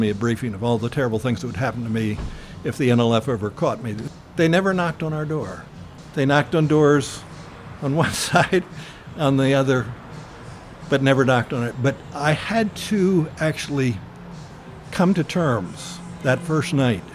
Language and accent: English; United States; as an American